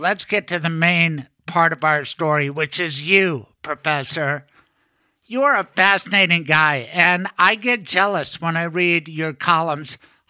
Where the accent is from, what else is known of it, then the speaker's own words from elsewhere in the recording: Colorado, United States; I'm a Colorado kid, fourth generation, barely ever left Colorado. Lived in Colorado Springs, Boulder, that sort of thing.